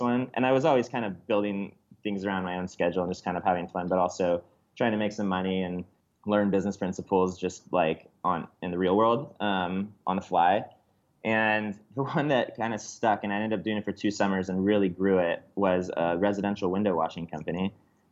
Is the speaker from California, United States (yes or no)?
yes; Bay Area, suburb south of San Francisco, California, United States; it started in the Bay Area, in a little suburb just south of San Francisco.